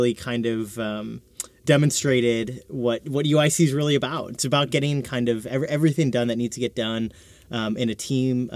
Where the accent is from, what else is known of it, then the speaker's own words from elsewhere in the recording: Chicago, Illinois, United States; Born and raised in Chicago